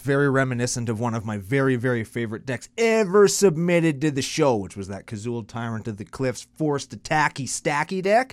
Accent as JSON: {"language": "English", "country": "Canada", "said": "I'm only Canadian"}